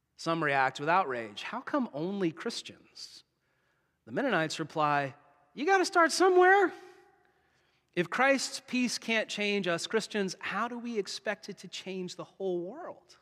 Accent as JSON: {"language": "English", "country": "United States", "moved": "as an adult", "lives_now": "Canada", "said": "in my home country"}